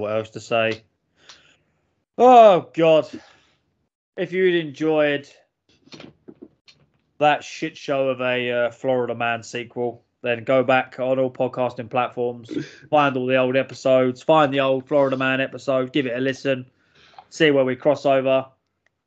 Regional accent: England, United Kingdom; we are British and English

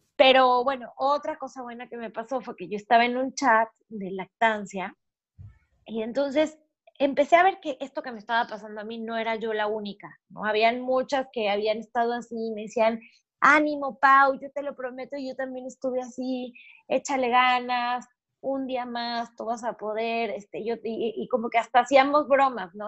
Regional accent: Mexico; now in Panama; soy mexicana, vivo en Panamá

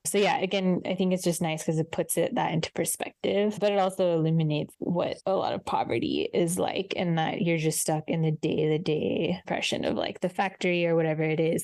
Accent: Southern California, United States; as someone who grew up in SoCal

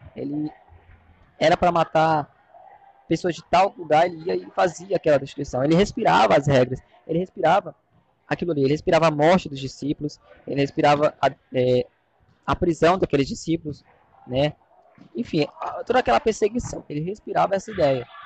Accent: Fortaleza, Ceará, Brazil; eu sou aqui de Fortaleza, Ceará

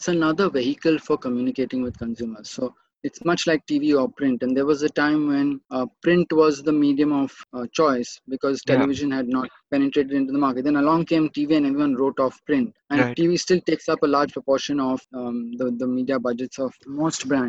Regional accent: Mumbai, Maharashtra, India; as I was growing up in Bombay City

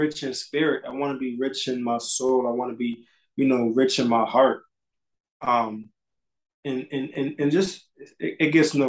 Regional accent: Bridgeport, Connecticut, United States; I grew up on South End of Bridgeport, Connecticut

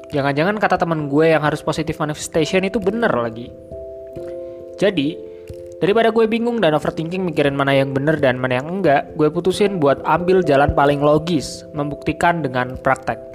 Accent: Banjarnegara, Central Java, Indonesia; accent: Ngapak; Dua Hari Sial Berbahasa Ngapak sebagai bentuk kontribusi gue terhadap uh, daerah asal gue yaitu Banjarnegara.

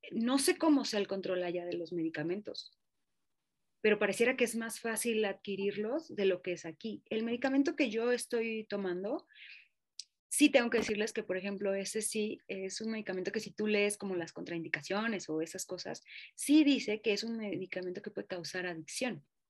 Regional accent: Mexico; Como mexicanos

